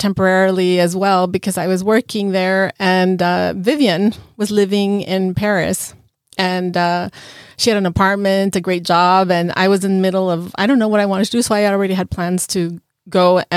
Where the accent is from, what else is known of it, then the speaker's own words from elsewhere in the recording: La Paz, Bolivia; moved away as an adult; now in Norfolk, United States; We're originally from La Paz, Bolivia.